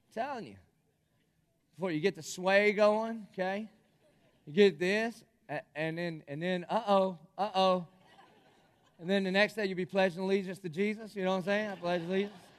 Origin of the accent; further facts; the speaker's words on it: Dillon, South Carolina, United States; growing up in Dillon, South Carolina